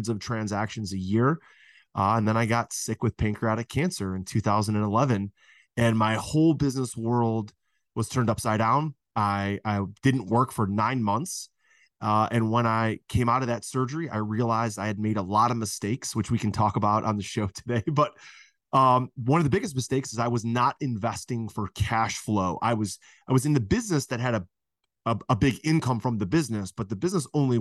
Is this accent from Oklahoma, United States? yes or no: no; Cleveland, Ohio, United States; I'm from Cleveland, Ohio.